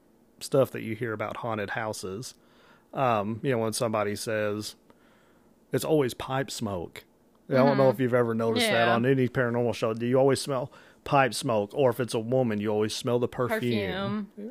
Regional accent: Illinois, United States; I'm not from Paducah, Kentucky. I'm from Illinois

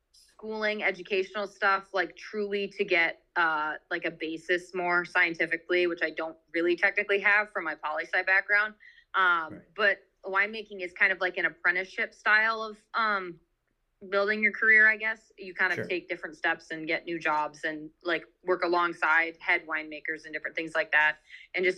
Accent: Holland, Michigan, United States; moved away as an adult; now in Traverse City, United States; I'm originally from Holland, but I just moved up there 6 months ago

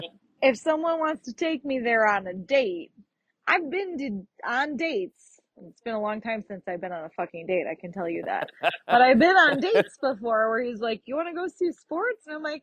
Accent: Chicago, Illinois, United States; I'm going to be proud that I'm from Chicago, but I also kind of hate parts of it.

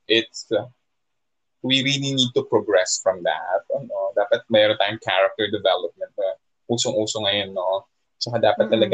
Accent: Philippines; sa atin mismo bilang Pilipino

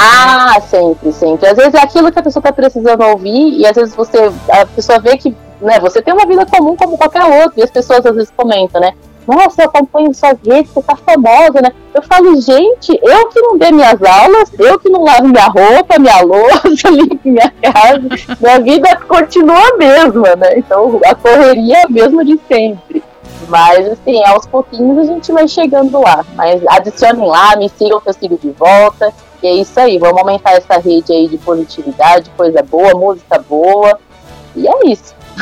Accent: Osasco, São Paulo, Brazil; moved away as an adult; now in Tatuí, Brazil; Eu sou de Osasco. Inclusive, eu tô aqui em Osasco hoje, né, falando com vocês. Estou na casa dos meus pais. E aí faz 10 anos já que eu moro em Tatuí

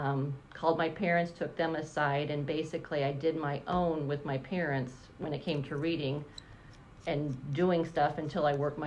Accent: Indiana, United States; also born or lived in South Bend, Indiana; I grew up here, was born in South Bend, but we moved here halfway through first grade.

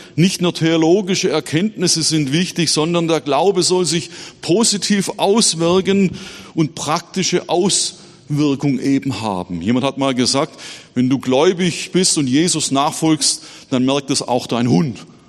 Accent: Baden-Württemberg, Germany; moved away as an adult; now in Erzhausen, Germany; heute mit euch Gottesdienst zu feiern in meiner Heimatgemeinde

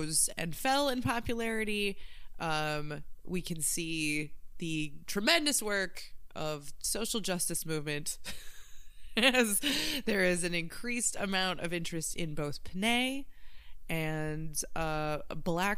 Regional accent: Midwest, United States; I grew up in the Midwest

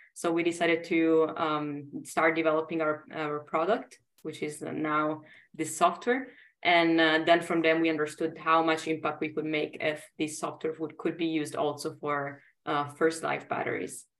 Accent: Italy; English is a second language; moved away as an adult; also born or lived in Sweden; now in Germany; I'm originally from Italy and I studied in uh, different countries and now I'm I'm in Germany

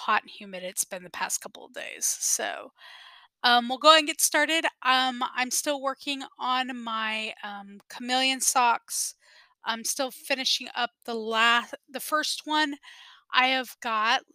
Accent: South Texas, United States; I am from South Texas

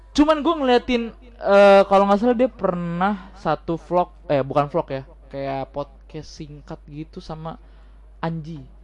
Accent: Java, Indonesia; nggak bisa bahasa Jawa walaupun gua orang Jawa

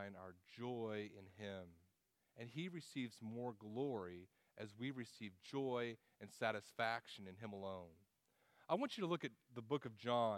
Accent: Texas, United States; moved away; we're from Texas

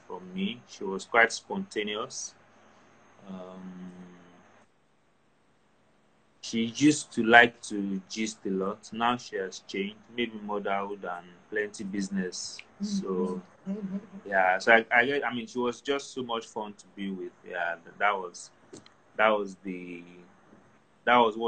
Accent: Ilorin, Kwara, Nigeria; moved away; we moved from Ilorin, and, you know, Ilorin was, even though it was a big city, but it was also kind of agrarian. So, grew up around, you know, very fresh fruits and vegetables.

